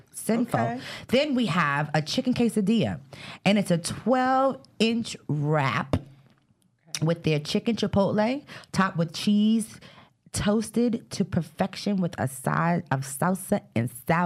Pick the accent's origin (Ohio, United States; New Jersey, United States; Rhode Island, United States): New Jersey, United States; Fort Lee; we grew up in Fort Lee, right? And most people know that Fort Lee doesn't, you know. They ain't got a lot of people out of color.